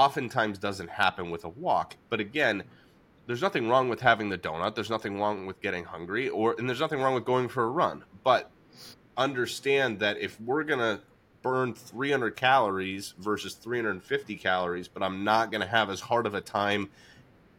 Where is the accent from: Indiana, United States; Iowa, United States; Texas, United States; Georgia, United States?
Georgia, United States; Atlanta; moved away; I grew up in Atlanta, so I didn't play candlepin until I came up here